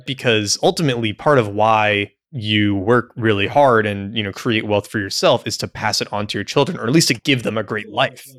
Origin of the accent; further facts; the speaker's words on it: United States; as an American